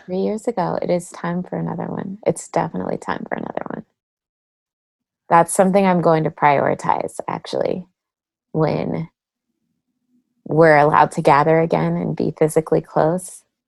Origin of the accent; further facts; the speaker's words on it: San Jose, California, United States; I grew up in the Bay Area uh, in San Jose, California